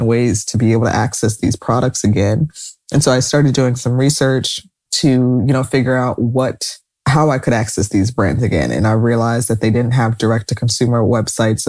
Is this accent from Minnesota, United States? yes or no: no; New Jersey, United States; growing up in New Jersey, Anne Hathaway growing up in a town next to me